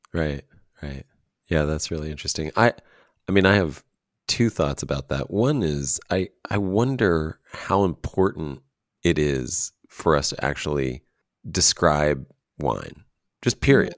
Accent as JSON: {"language": "English", "country": "United States", "said": "as an American"}